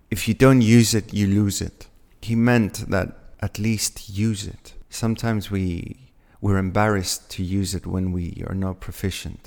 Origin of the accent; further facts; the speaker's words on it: Athens, Attica, Greece; moved away; I was born and raised in Athens